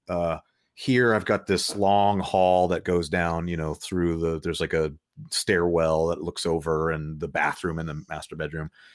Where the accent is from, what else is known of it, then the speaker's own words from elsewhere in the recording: Los Angeles, California, United States; moved away as an adult; now in Nashville, United States; Angelino native L A guy